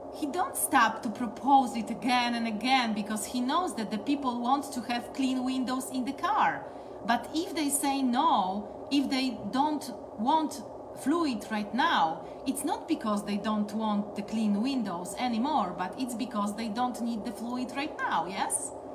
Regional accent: Poland; I'm coming from Poland and today I'm streaming to you exactly from Poland.

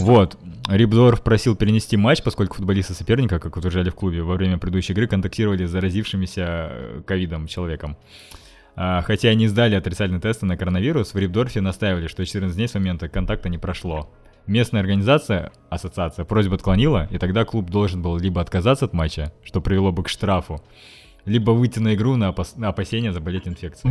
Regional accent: Russia; я вообще-то из России

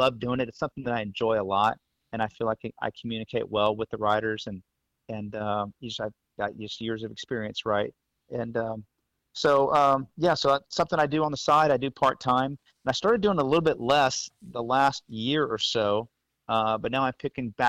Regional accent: the Rio Grande Valley, deep South Texas, United States; I'm from the Valley originally, deep South Texas where Steve's from

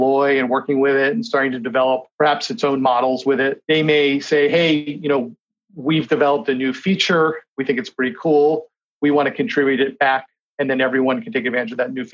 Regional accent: Kennebunkport, Maine, United States; moved away; in Maine, again, which is where I'm from, I grew up in Kennebunkport, Maine

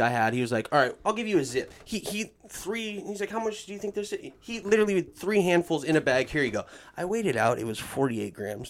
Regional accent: Mill Creek, United States; The thing with growing up in Mill Creek is, like, Mill Creek, well, again, has money, right?

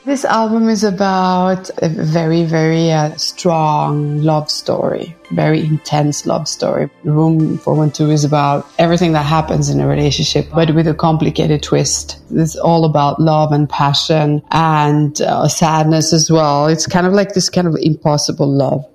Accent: Stockholm, Stockholm County, Sweden; now in Paris, France; I live in Paris, but I visit Stockholm very often because that's my hometown

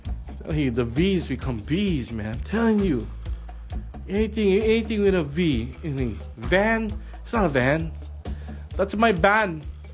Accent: Philippines; I'm Filipino. I know these things.

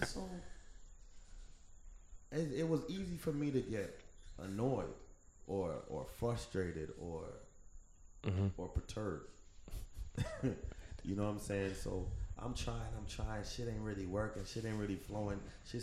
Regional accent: Fort Lauderdale, Florida, United States; I grew up in Broward County, Fort Lauderdale

